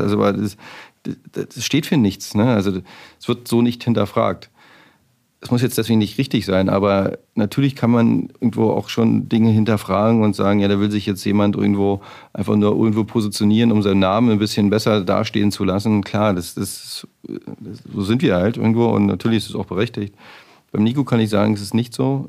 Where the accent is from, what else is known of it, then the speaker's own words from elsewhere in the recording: near the Spreewald, Brandenburg, Germany; now in Berlin, Germany; Ich bin halt äh, in der Nähe vom Spreewald groß geworden